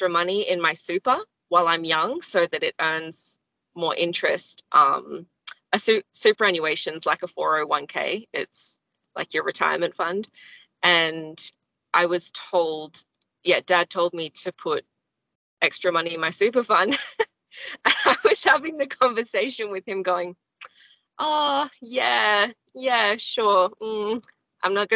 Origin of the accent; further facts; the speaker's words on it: Australia; also born or lived in Nepal; I'm an Australian.